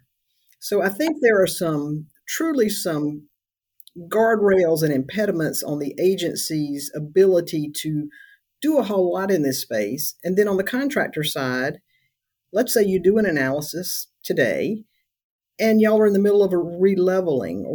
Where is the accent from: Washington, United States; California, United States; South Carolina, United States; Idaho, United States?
South Carolina, United States; I'm from South Carolina